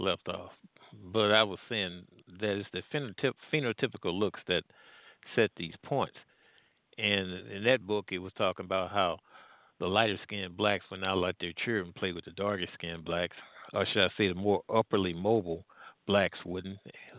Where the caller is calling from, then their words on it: Midwest, United States; I'm calling from the Midwest.